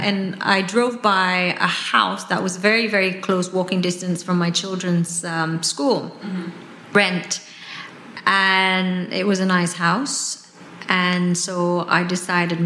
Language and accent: English; West Java, Indonesia; moved away; I'm Indonesian, I grew up in West Java